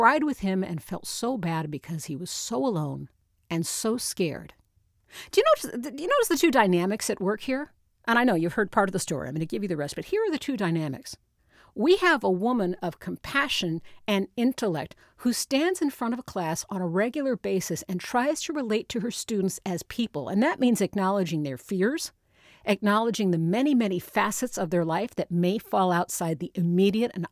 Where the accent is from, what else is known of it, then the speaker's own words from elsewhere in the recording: Notre Dame, Indiana, United States; I grew up around Notre Dame.